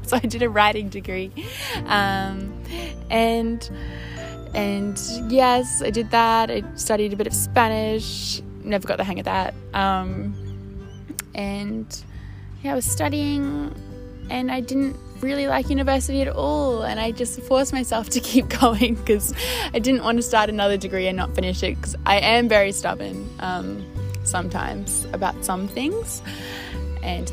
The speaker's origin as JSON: {"language": "English", "town": "Brisbane", "region": "Queensland", "country": "Australia", "tie": "born or raised there", "said": "coming back to Brisbane, to my hometown"}